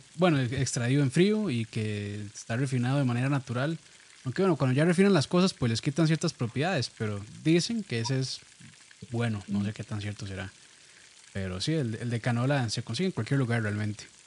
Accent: Costa Rica; como buenos ticos que somos

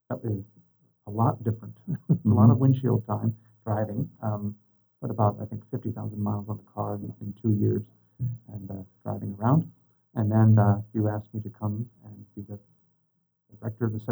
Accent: Tri Cities, Washington, United States; also born or lived in Ohio / Spokane, Washington; I was born in Ohio. We moved out to the Tri Cities when I was going into sixth grade, and so lived there and uh, graduated from high school down there, public high school, and then uh, came up to Gonzaga, graduated, and stayed in uh, Spokane

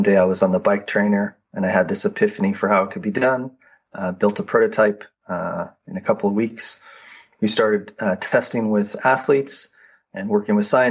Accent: Boulder, Colorado, United States; I grew up in Boulder, Colorado, worked my way up to an elite level in cycling

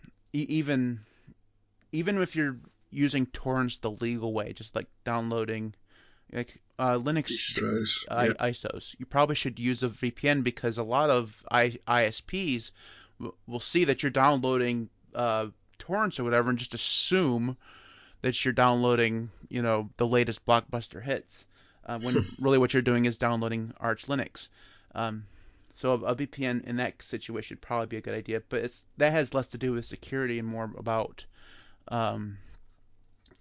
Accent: United States; I'm American

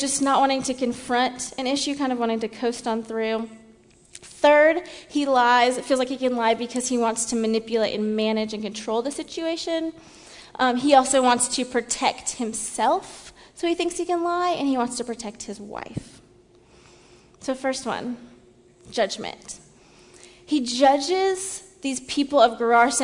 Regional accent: Seattle, Washington, United States; moved away as an adult; now in US South; I'm from Seattle

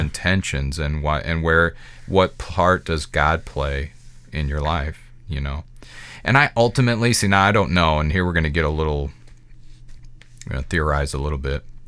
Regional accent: Midwest America, United States; I can only speak as an American. That's my context, a Midwest American.

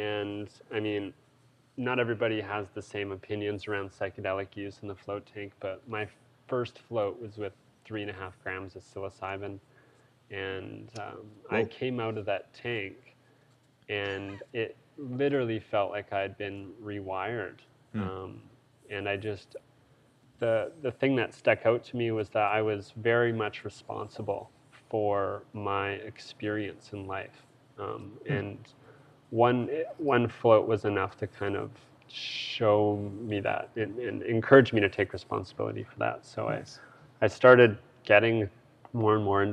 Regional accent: Alberta, Canada; I'm from Alberta

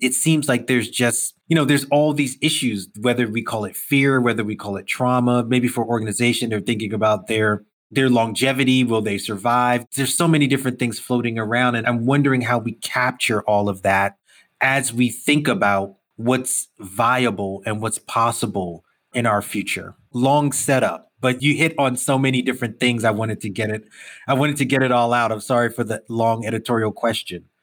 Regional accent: New York City, New York, United States; I'm a Brooklyn kid. I grew up in New York all my life.

